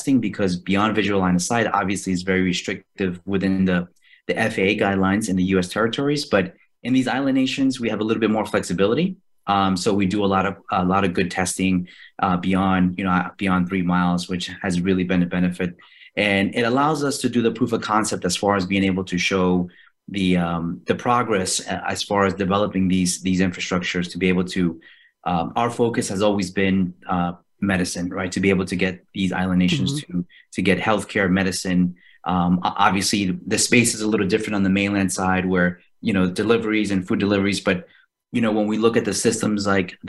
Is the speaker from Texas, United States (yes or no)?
no; New York City, New York, United States; moved away as an adult; also born or lived in Indo-Pacific area; I'm actually originally from Queens, New York